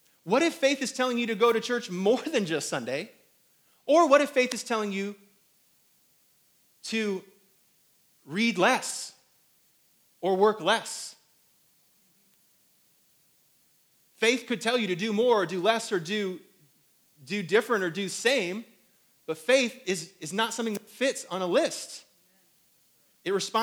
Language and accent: English; South Bend, Indiana, United States; now in Greenville, United States; I'm from up north. Some of you guys are from up north. And I'm from South Bend, Mishawaka.